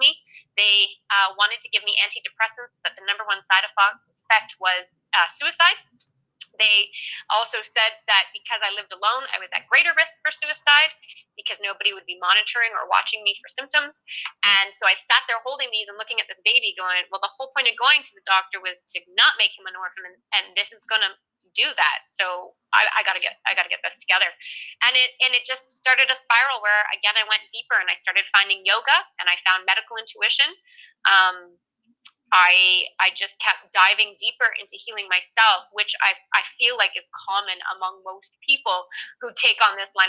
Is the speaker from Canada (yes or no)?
yes; Canada; moved away as an adult; also born or lived in France / Alberta; I'm Canadian